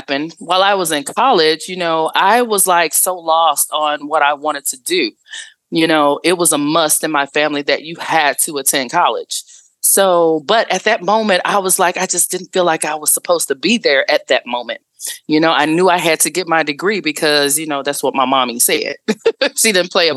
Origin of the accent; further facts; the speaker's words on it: Dallas, Texas, United States; I am from Dallas, Texas, born and raised in Oak Cliff